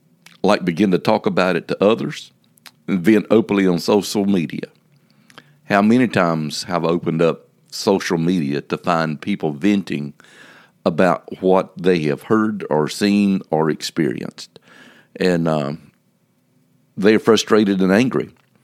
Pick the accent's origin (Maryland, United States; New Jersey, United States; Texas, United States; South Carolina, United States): South Carolina, United States; Now, growing up in the Sand Hills of South Carolina, there was an old saying that I'm familiar